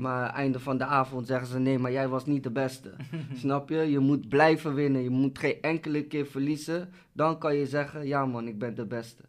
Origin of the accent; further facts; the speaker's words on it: Rotterdam, South Holland, Netherlands; ik kom uit Rotterdam